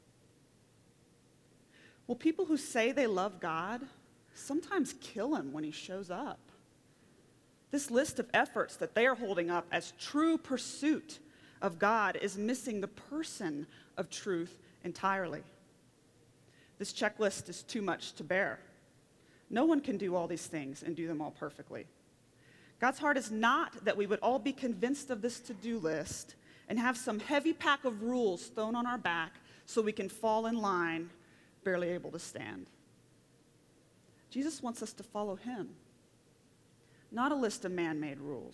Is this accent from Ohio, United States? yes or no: no; Oklahoma, United States; now in Colorado, United States; I come from Oklahoma, where the wind comes sweeping down the plains